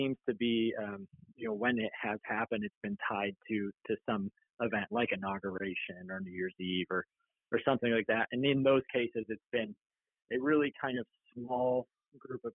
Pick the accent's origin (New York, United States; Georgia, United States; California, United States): New York, United States; upstate; moved away as an adult; also born or lived in New Orleans; now in Portland, United States; I grew up in New York, in upstate New York